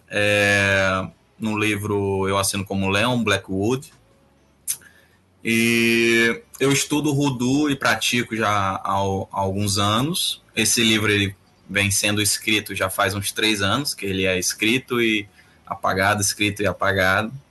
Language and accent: Portuguese; Rio de Janeiro, Brazil; now in Fortaleza, Brazil; E mas cresci no Rio de Janeiro. Comecei minhas magias no Rio de Janeiro, na adolescência lá no Rio.